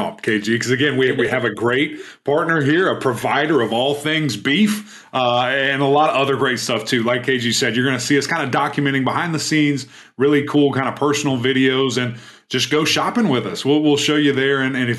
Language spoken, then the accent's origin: English; Knoxville, Tennessee, United States; moved away as an adult; also born or lived in Clemson, South Carolina; Growing up in Knoxville, Tennessee